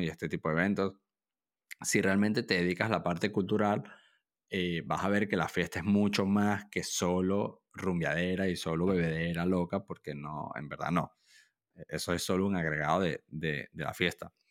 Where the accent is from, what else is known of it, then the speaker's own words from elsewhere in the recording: Venezuela; moved away; also born or lived in Pamplona, Spain; yo soy extranjero, yo, yo soy venezolano, yo viví en Pamplona por varios años